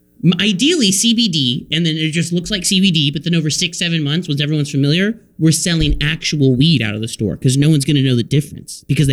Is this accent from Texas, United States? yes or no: yes; Texas, United States; I'm lucky enough to be from the great state of Texas, myself.